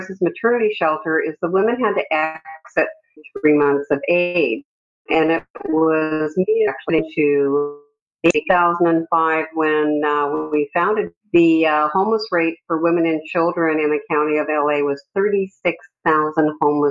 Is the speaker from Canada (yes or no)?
yes; Canada; moved away as an adult; now in California, United States; I immigrated from Canada